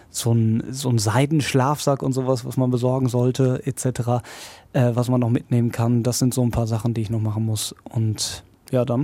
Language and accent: German; Hagen, North Rhine-Westphalia, Germany; Ich äh, liebe ja meine Heimatstadt hier und äh, natürlich auch diesen Sender